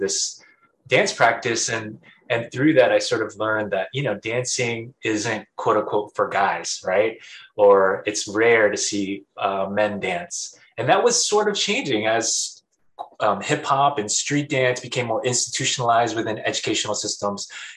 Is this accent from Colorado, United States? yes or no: no; San Diego, California, United States; now in Hawaii, United States; I was actually raised in San Diego.